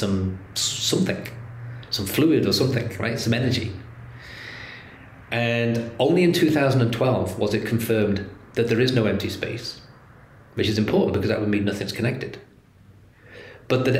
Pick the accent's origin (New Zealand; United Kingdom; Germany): United Kingdom; England; I'm English